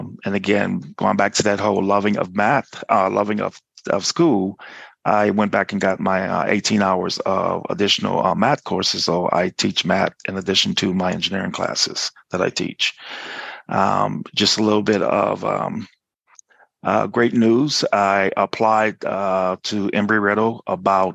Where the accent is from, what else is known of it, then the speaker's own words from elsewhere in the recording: New Orleans, Louisiana, United States; moved away as an adult; also born or lived in Lawrence, Kansas; now in Orlando, United States; I am originally from New Orleans, Louisiana